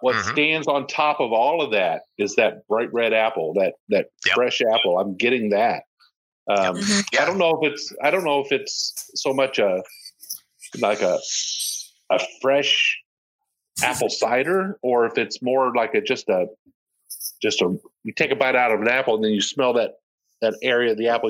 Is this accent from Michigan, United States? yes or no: no; Ohio, United States; now in Kentucky, United States; I'm originally from Ohio.